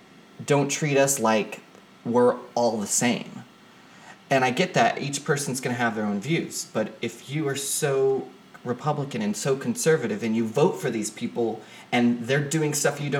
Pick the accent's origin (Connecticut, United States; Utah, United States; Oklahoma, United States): Oklahoma, United States; I'm from Oklahoma